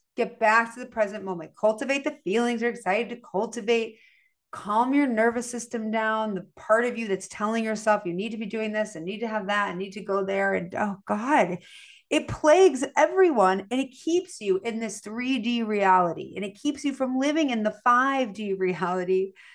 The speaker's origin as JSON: {"language": "English", "town": "Chicago", "region": "Illinois", "country": "United States", "tie": "born or raised there", "said": "I'm from Chicago. I grew up with, you know, a steak, a potato, and a vegetable"}